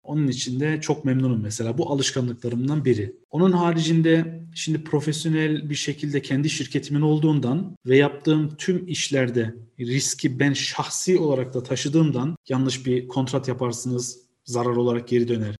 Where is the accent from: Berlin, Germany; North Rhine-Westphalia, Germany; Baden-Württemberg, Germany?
North Rhine-Westphalia, Germany; Cologne; accent: Aegean dialect; also born or lived in Münster / Osnabrück; 1987 Köln doğumluyum. Lise eğitimimi orada bitirdikten sonra